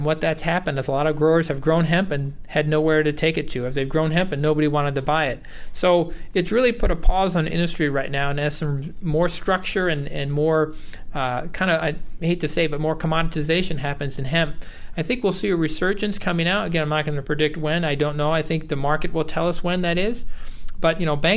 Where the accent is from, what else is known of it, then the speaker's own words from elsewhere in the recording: New York, United States; moved away as an adult; also born or lived in Iowa / Wisconsin / Ohio; I grew up in New York, and I worked on a dairy farm out there